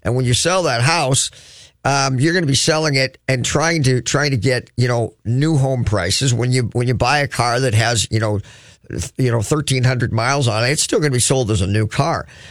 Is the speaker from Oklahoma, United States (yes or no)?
no; Crookston, Minnesota, United States; now in Twin Cities, United States; I'm from Crookston, where winter legitimately is six, seven months long.